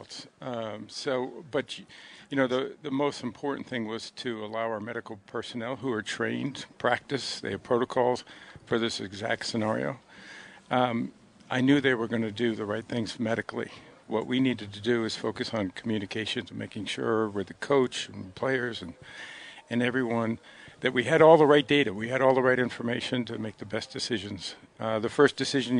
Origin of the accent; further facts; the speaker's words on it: Western New York, United States; I'm from Western New York